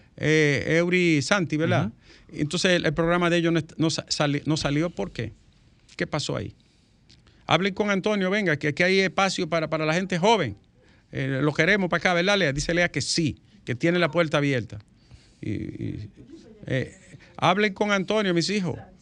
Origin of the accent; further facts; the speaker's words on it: Dominican Republic; un paísito pequeño como el nuestro